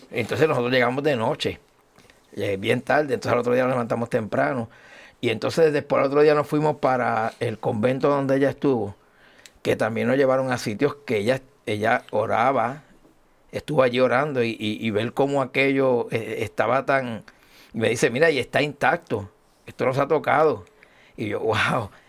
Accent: Añasco, Puerto Rico; como decimos allá en mi pueblo de Añasco, yo llegué bompeado.

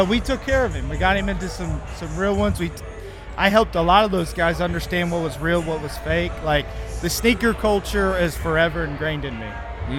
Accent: Indiana, United States; Hey, we're from Indiana. We like our space.

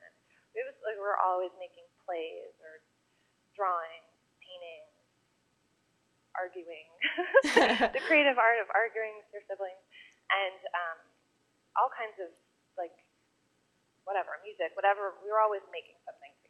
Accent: Fredericksburg, Virginia, United States; I grew up in Fredericksburg, which has become a larger town, but when I was there, was smaller, more rural than it is now. It's about an hour south of D.C.

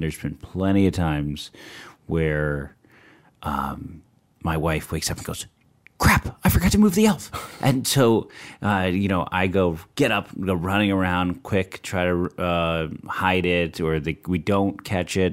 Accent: San Francisco, California, United States; I grew up in San Francisco in the Sunset District where it's really foggy

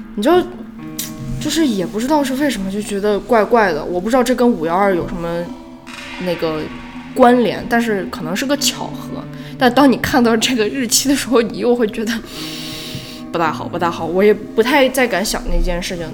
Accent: China; 我们中国人

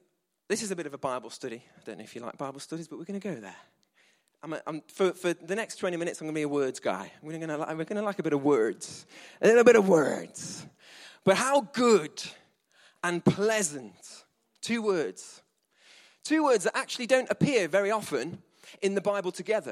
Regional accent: England, United Kingdom; we're English.

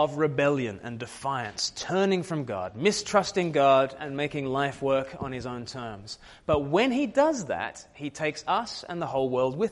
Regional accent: Australia; I was born in Australia, far from the mother country

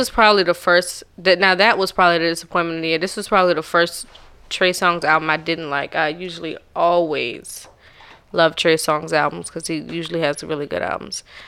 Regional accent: the South, United States; I'm from the South.

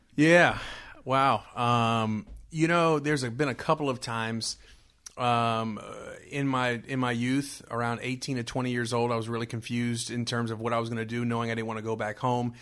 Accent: Miami, Florida, United States; now in Greensboro, United States; born and raised in Miami, Florida

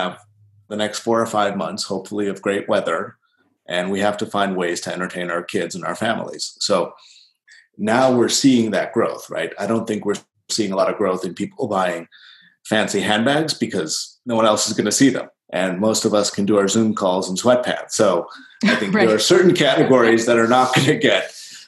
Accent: Chicago, Illinois, United States; I grew up in Chicago.

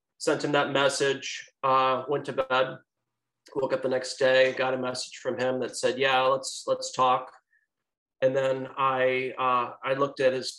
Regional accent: St. Louis, Missouri, United States; I'm from St. Louis

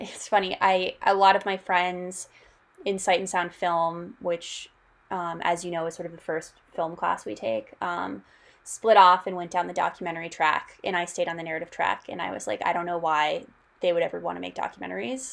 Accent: Denver, Colorado, United States; I'm from Denver, Colorado originally, and then a lot of my family is in Oklahoma City.

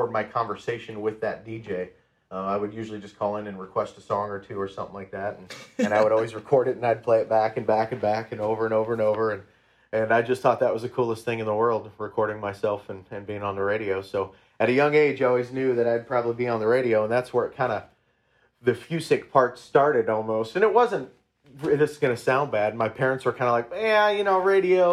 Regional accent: Iowa Falls, Iowa, United States; my hometown of Iowa Falls

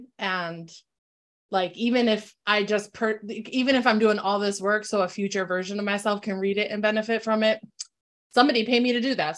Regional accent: New Britain, Connecticut, United States; We're from New Britain, so we came back up this way

